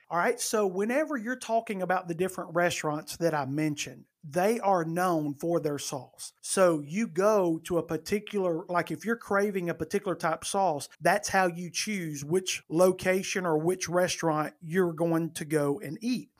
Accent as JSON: {"language": "English", "region": "northern Alabama", "country": "United States", "tie": "born or raised there", "moved": "as an adult", "lives_now": "Birmingham, United States", "said": "I have always lived in Alabama. I have not always lived in Birmingham. Birmingham, for those that may not know, is in the central part of the state. I was born and raised in the northern part"}